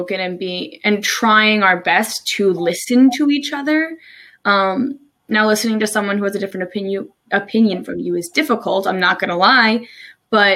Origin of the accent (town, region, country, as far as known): New Jersey, United States; moved away as an adult; now in Maryland, United States